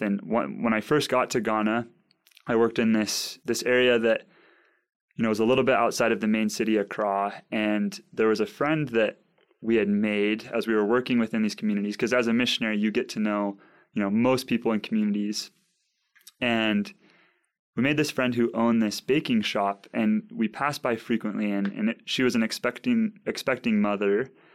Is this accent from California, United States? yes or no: yes; San Clemente, California, United States; moved away; also born or lived in Provo, Utah; So I'm from San Clemente, California.